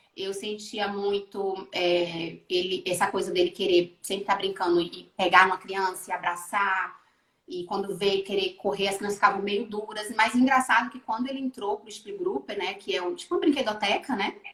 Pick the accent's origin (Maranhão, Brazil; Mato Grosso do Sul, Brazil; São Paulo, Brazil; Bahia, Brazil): Bahia, Brazil; also born or lived in Rio de Janeiro, Brazil / Switzerland; now in Portugal; Eu saí da Bahia e fui para o Rio